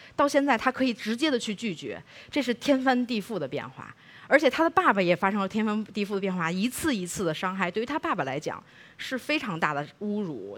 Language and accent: Chinese; Beijing, China; 我是北京长大的